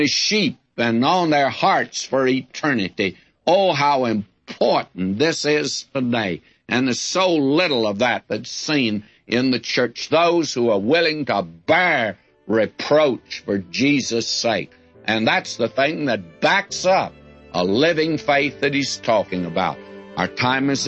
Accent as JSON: {"language": "English", "region": "West Texas", "country": "United States", "tie": "born or raised there", "said": "I was raised in West Texas in the day before they had too many fences"}